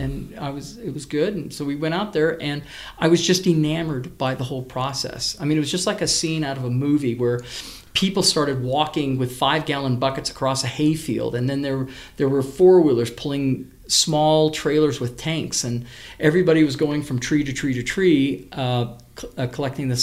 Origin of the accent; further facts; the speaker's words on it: Medora, Indiana, United States; also born or lived in California / Sacramento, California; my folks moved to Medora, Indiana, along with my three other siblings, when I was in sixth grade